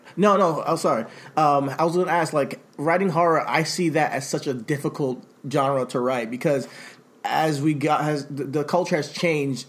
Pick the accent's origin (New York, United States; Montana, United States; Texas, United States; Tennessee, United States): New York, United States; Rockland County; I'm from Rockland County